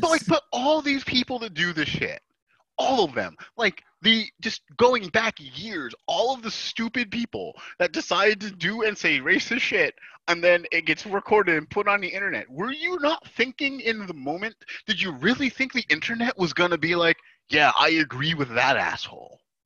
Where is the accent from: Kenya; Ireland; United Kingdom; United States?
United States; New Jersey